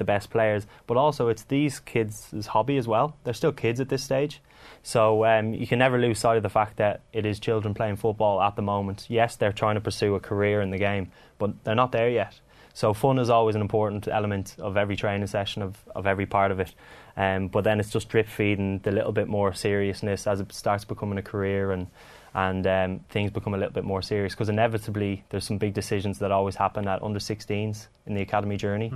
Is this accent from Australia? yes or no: no; Ireland; now in England; growing up in Ireland